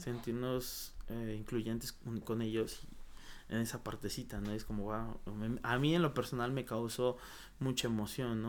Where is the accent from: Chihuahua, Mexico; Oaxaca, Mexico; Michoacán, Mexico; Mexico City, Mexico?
Oaxaca, Mexico; moved away; yo que me vine de Oaxaca